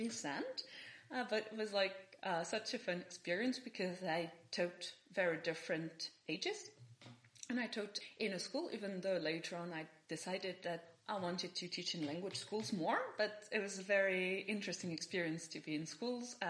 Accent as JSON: {"language": "English", "town": "Bordeaux", "region": "Nouvelle-Aquitaine", "country": "France", "also_born_or_lived": "Madrid", "moved": "as an adult", "lives_now": "Lithuania", "said": "I'm from Bordeaux, but I didn't come to Lithuania from there because I had been living abroad for quite some time"}